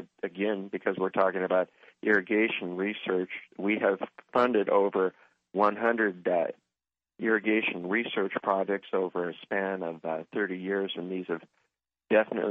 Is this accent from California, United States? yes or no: yes; Central Valley, California, United States; I spent a lot of time growing up in the Central Valley, and actually during the summer times, I did work in the grape vineyards